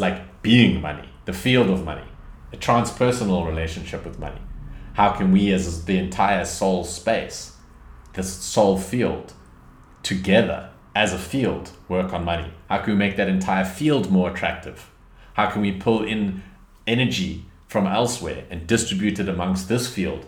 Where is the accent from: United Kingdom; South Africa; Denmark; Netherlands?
South Africa; I come from South Africa.